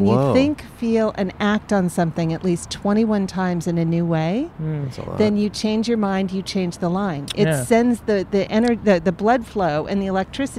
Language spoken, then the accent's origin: English; Arizona, United States; born or raised there; moved away as an adult; also born or lived in Minnesota; now in Los Angeles, United States